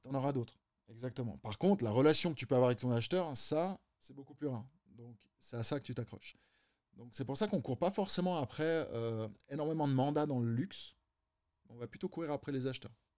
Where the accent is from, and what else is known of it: Geneva, Switzerland